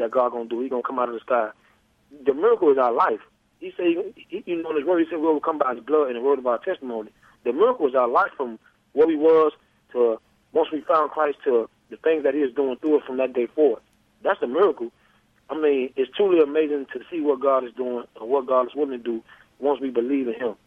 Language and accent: English; Miami, Florida, United States; moved away as an adult; I'm from Miami, born and raised.